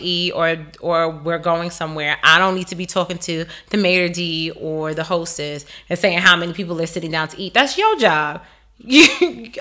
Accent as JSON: {"language": "English", "town": "New York City", "region": "New York", "country": "United States", "said": "as a New Yorker"}